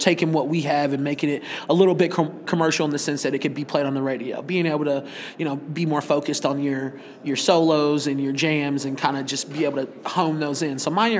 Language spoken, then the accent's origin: English; Bloomington, Illinois, United States; But for us, it was the hub of the Midwest, and being from Bloomington, we wanted to continue working our Midwest markets.